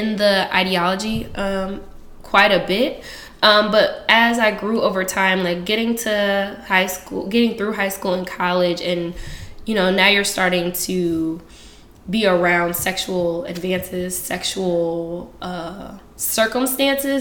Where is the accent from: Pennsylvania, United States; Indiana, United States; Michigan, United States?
Indiana, United States; Indianapolis; now in Oakland, United States; I am originally from Indianapolis, Indiana.